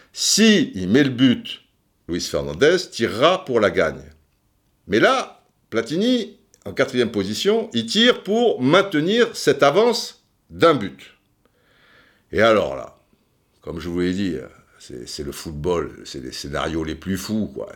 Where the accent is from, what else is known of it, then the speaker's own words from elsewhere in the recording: Cannes, Provence-Alpes-Côte d'Azur, France; Moi, je suis de Cannes